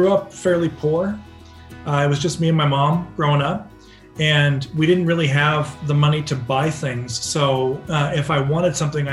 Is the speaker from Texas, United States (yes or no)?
no; Orange County, California, United States; growing up in Orange County, you know, in the early 80s